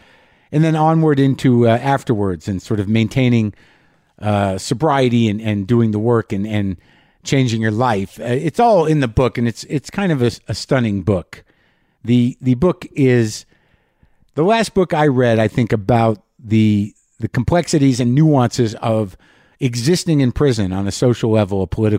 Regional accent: Albuquerque, New Mexico, United States; I'm broadcasting from Los Poblanos. Los Poblanos is in New Mexico, Albuquerque, the historic inn and organic farm just down the street from where I grew up.

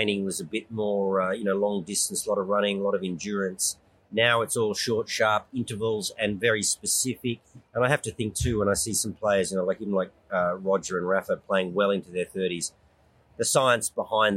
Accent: Canberra, Australian Capital Territory, Australia; moved away as an adult; also born or lived in Europe (born); now in Sydney, Australia; Yeah, I live in Sydney. I grew up in Canberra, but I've lived in Sydney for 40-odd years.

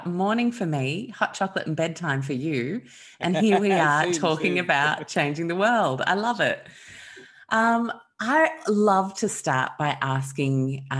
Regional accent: Sydney, New South Wales, Australia; also born or lived in London, United Kingdom / Chicago, United States; I was born in London, but then we spent the early part of my childhood as an only child at that point in Chicago, and then moved to Sydney where my sister was born

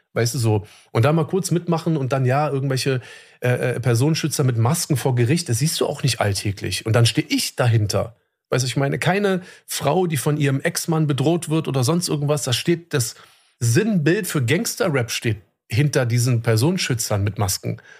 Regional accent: Germany; bei uns in Deutschland

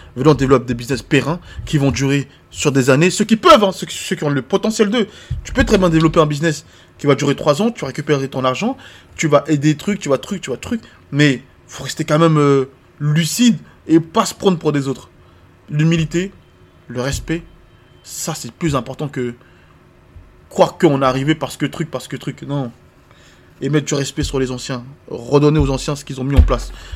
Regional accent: France; also born or lived in Ivory Coast; Moi, je suis ivoirien. J'ai grandi en France, j'ai les deux cultures

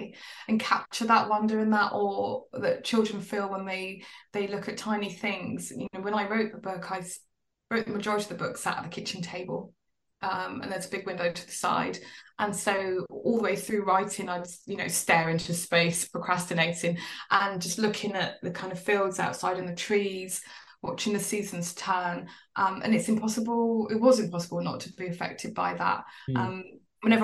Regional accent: London, United Kingdom; now in Somerset, United Kingdom; I moved personally. I moved from London. Well, I'd moved all over the place, but I started off in London and I moved to rural Somerset.

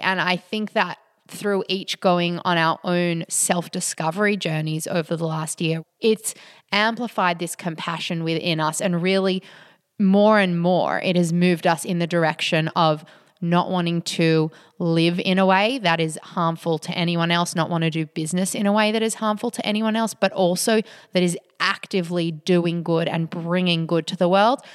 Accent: Australia; being Australian

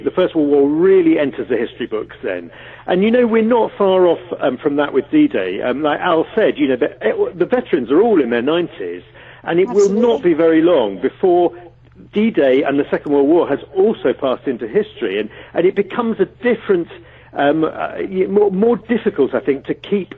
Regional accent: United Kingdom; for a lot of us Brits

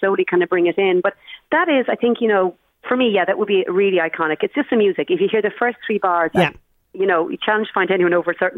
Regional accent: Ireland; I'm Irish

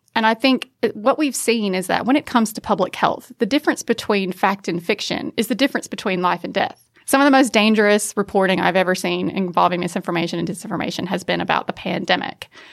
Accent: United States; accent: American; now in Australia; as an American, you can probably tell from the accent, I'm not from around here.

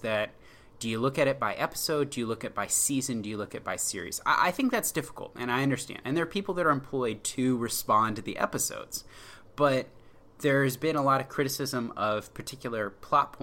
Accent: Washington, District of Columbia, United States; I'm from Washington area. I've rooted for Washington D.C. sports teams.

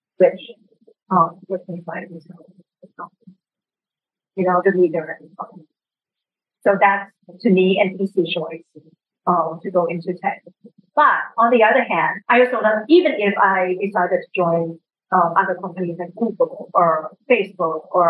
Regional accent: Thailand; English is a second language; moved away as an adult; I came from Thailand and worked at the World Bank in emerging markets.

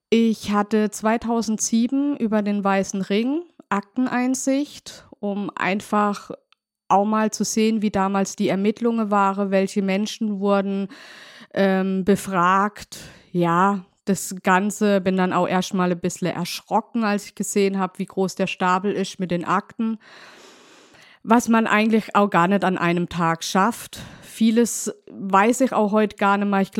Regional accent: Neuenburg am Rhein, Baden-Württemberg, Germany; Ich komme aus Neuenburg, aus dem schönen Markgräflerland und bin 40 Jahre alt oder jung, besser gesagt.

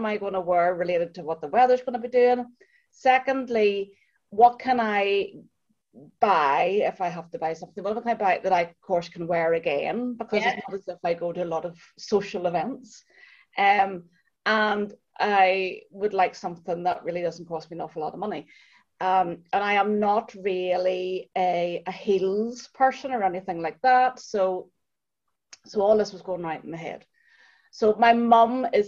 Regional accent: Ireland; our Irish skin

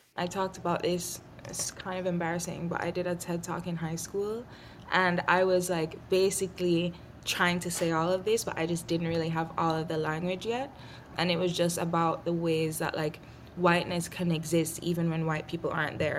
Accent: Jamaica; I grew up in Jamaica

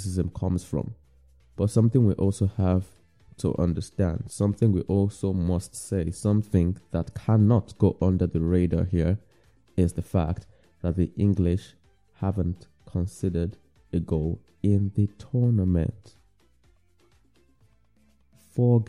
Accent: Nigeria; I'm Nigerian

